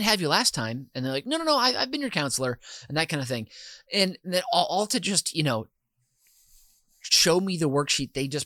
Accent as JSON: {"language": "English", "region": "Minnesota", "country": "United States", "said": "as a Minnesotan"}